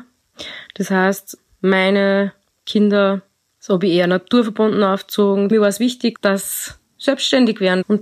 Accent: Austria; Ich komme aus Österreich

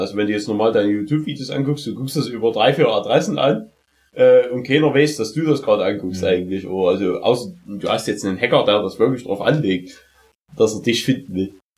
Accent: Saxony, Germany; bei uns in Sachsen

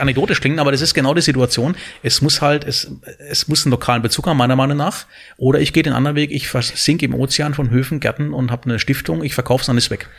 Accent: Southern Germany, Germany; als Süddeutscher

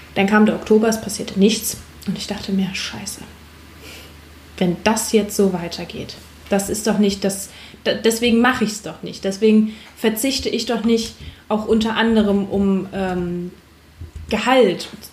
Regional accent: Hamburg, Germany; ich komme ursprünglich aus Hamburg

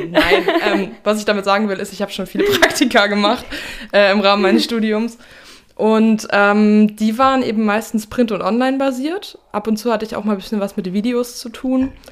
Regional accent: Fulda, Hesse, Germany; now in Darmstadt, Germany; ich bin 24 Jahre alt, ich komme aus Fulda ursprünglich, bin da zur Schule gegangen und aufgewachsen und jetzt wohne ich seit drei Jahren in Darmstadt.

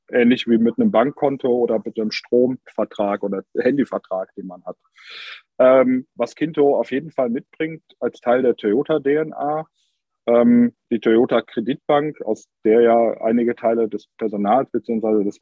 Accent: Cologne, North Rhine-Westphalia, Germany; Das merkt man hier als Kölner vor Ort, dass Köln manchmal schon neidisch auf Hamburg oder Berlin schielt

